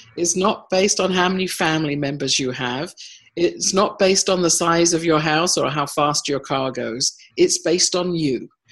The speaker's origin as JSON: {"language": "English", "country": "United States", "also_born_or_lived": "Alberta, Canada", "moved": "as an adult", "lives_now": "Canada", "said": "I was the US uh, representative with my accent"}